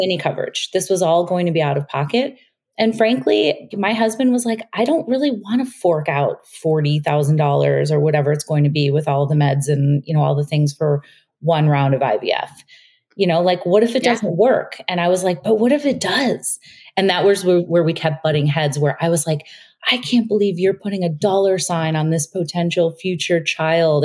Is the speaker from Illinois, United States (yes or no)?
yes; Chicago, Illinois, United States; moved away as an adult; now in New York, United States; we moved from Chicago, where we'd been living most of our lives, to New York